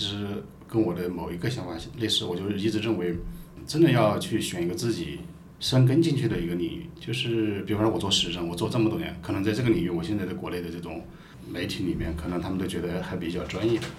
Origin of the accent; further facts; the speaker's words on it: Hubei, China; now in Changsha, China; 我们老家是湖北